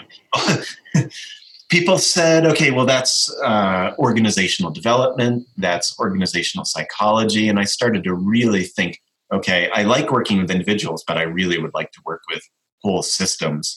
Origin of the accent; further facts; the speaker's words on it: Colorado Springs, Colorado, United States; I was born in Colorado Springs, Colorado, in the western part of the United States near the Rocky Mountains